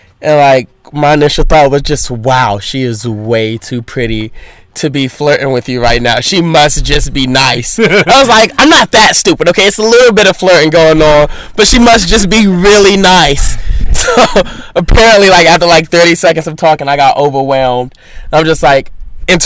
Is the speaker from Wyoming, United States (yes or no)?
no; Bay Area, California, United States; also born or lived in Florida; I was raised in California because I moved out here when I was 13